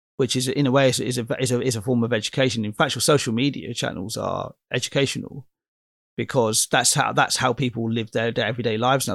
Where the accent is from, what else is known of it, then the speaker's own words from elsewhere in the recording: Oxford, South East England, United Kingdom; my hometown is Oxford, in, in England